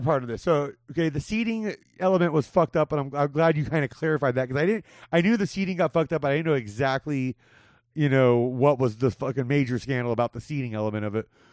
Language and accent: English; Whittier, California, United States; only a few miles from where I grew up in Whittier.